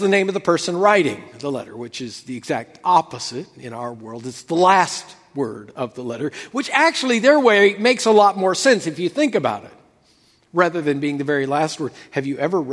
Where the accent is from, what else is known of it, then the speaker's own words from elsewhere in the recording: United States; that has been true for us as American Christians